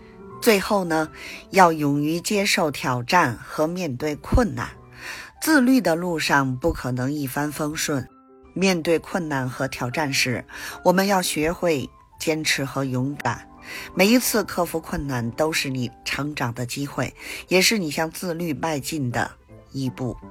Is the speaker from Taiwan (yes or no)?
no; Beijing, China